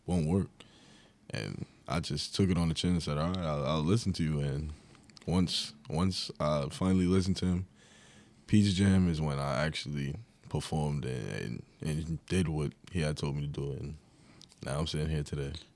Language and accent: English; Long Island, New York, United States; moved away; I was from Long Island.